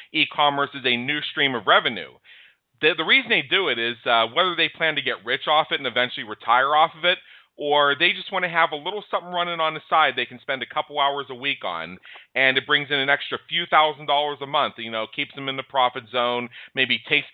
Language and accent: English; United States; as an American.